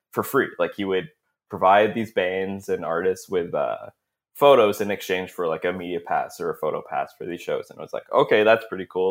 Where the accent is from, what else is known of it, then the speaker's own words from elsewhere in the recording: Brampton, Ontario, Canada; I grew up in Brampton, right? And, uh, so it's just outside of Toronto